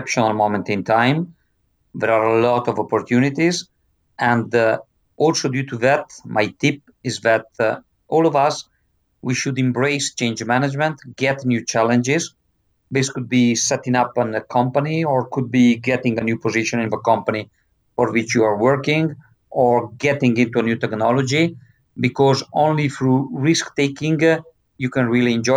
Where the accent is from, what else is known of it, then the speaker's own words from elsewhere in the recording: Italy; I was born in Italy, in a mountain area